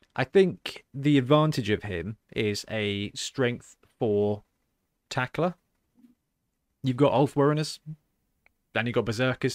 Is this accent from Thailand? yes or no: no; Southampton, South East England, United Kingdom; my hometown